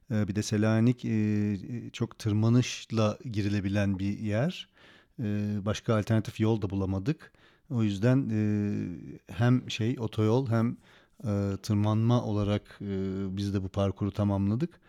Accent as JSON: {"language": "Turkish", "country": "Turkey", "said": "Evet ben Türk'üm."}